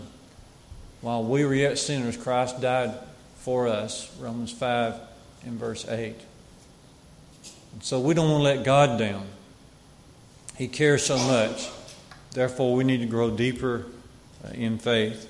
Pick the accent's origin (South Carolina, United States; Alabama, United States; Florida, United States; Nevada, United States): Alabama, United States; Jasper; One of the preachers in my area as I was growing up in Jasper was Flavel Nichols